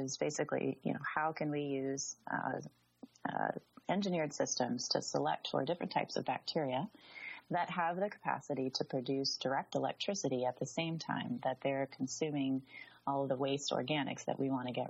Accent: Southwest, United States; moved away; also born or lived in Southern California; I grew up in the Southwest, Arizona and New Mexico, high deserts, in some very rural areas

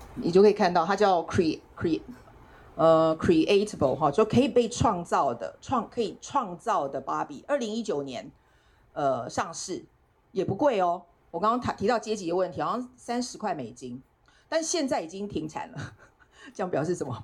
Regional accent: Taiwan; 大家只要知道我是台湾人

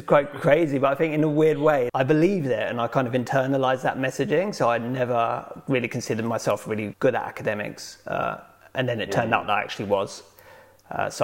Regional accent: London, United Kingdom; I was born and raised in London, in Wandsworth Common, which is near Clapham Junction

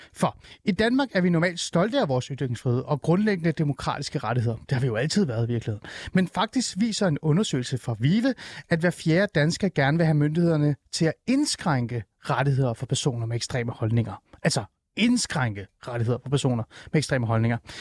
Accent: Iran; now in Denmark; jeg er jo oprindeligt fra Iran. Vi er jo flygtet fra det, det iranske præstestyre

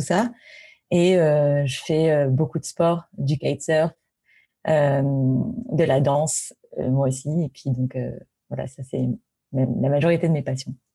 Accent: Paris, Île-de-France, France; je suis parisienne. J'ai été élevée à Paris, j'ai grandi à Paris

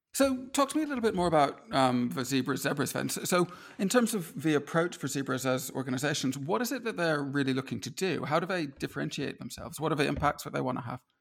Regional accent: United States; now in Edinburgh, United Kingdom; I grew up in the States

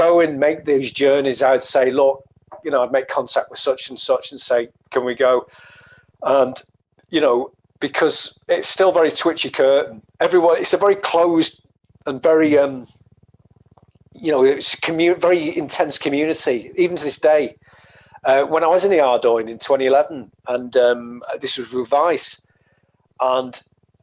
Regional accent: the Northwest, North West England, United Kingdom; I'm from the Northwest, a lot of Irish people there

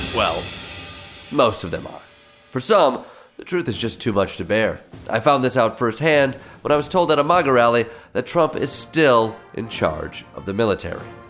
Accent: Michigan, United States; I'm from Michigan

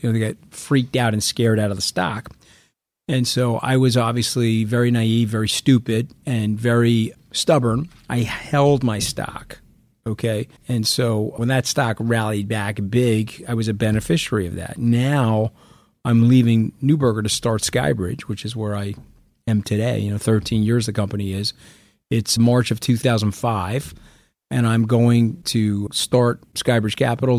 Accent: Long Island, New York, United States; I, I grew up on Long Island.

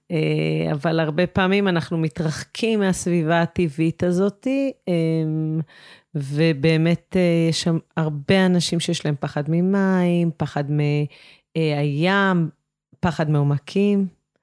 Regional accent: Shefayim, Central District, Israel; אני נולדתי בקיבוץ, גדלתי בקיבוץ, אני גרה בקיבוץ שפיים

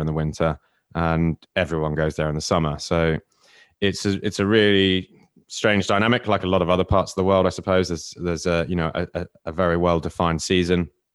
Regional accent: Cornwall, South West England, United Kingdom; moved away; I'm from Cornwall originally

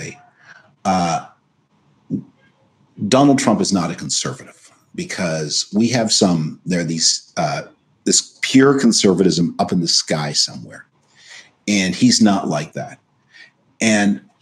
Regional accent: Canada; moved away as an adult; also born or lived in United States; I was born in Canada to a U.S. citizen mother and a Canadian citizen father

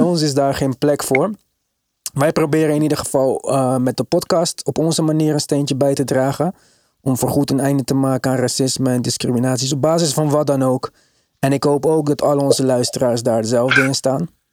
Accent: Netherlands; En ik ben opgegroeid in Nederland, ik ben geboren in Nederland.

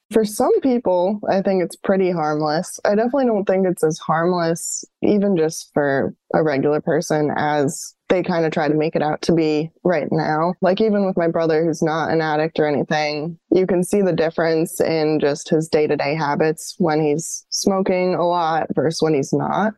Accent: New York, United States; moved away as an adult; also born or lived in Colorado / Florida; New York, where I was from.

